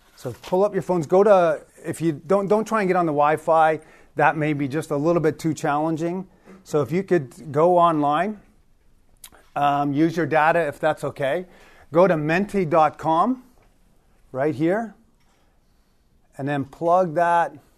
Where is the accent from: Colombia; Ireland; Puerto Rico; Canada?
Canada; Toronto, Ontario; also born or lived in Newfoundland; I grew up in, uh, government housing in Toronto since I was a little kid